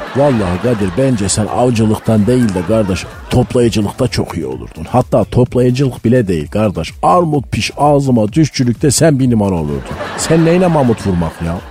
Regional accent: Malatya, Turkey; Ben Malatyalıyım

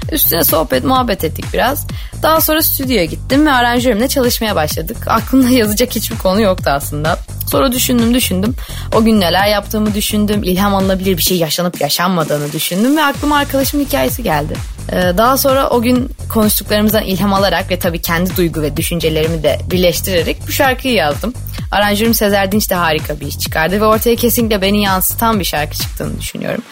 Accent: Istanbul, Turkey

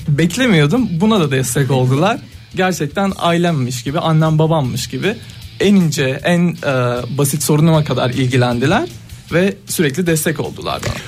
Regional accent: Mersin, Turkey

